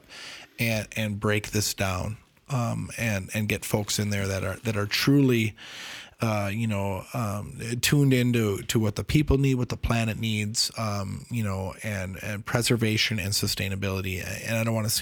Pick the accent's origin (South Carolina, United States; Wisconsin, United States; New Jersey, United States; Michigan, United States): Wisconsin, United States; I'm from Wisconsin. We're in Wisconsin